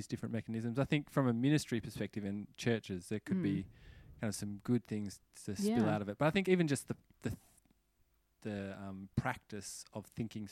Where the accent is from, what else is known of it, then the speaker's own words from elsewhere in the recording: Australia; I'm Australian and so I say penny